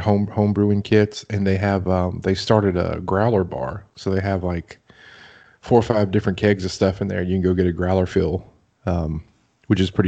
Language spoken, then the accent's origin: English; North Carolina, United States; moved away as an adult; also born or lived in Virginia; now in Joplin, Missouri, United States; I'm from Virginia originally, and I grew up in North Carolina as well